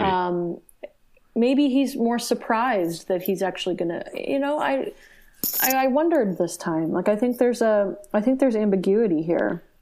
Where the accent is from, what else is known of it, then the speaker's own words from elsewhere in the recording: United States; watching it as an American